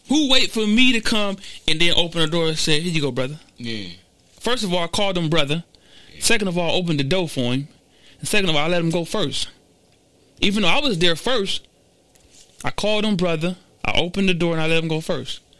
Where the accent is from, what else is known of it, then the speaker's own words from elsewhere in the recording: Garden Valley, United States; Well, I'm from the slums of the slums, boy. I was born and raised in Garden Valley. Nobody would have thought that, right?